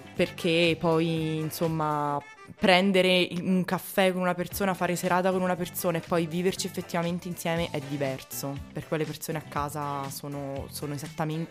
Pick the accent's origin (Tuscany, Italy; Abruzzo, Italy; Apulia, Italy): Abruzzo, Italy; io per esempio sono abruzzese